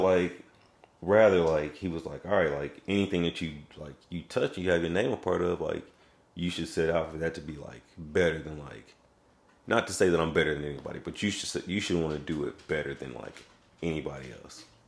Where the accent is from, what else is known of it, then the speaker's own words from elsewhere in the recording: Raytown, Missouri, United States; also born or lived in Kansas City; we got a house out in Raytown cuz my mom got a job working in uh, the school district.